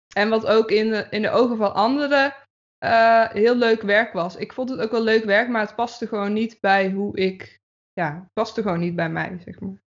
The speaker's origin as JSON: {"language": "Dutch", "town": "Breda", "region": "North Brabant", "country": "Netherlands", "tie": "born or raised there", "also_born_or_lived": "Zeist / Utrecht", "moved": "as an adult", "lives_now": "Houten, Netherlands", "said": "ik ben opgegroeid in Breda. Daar heb ik tot mijn achttiende gewoond."}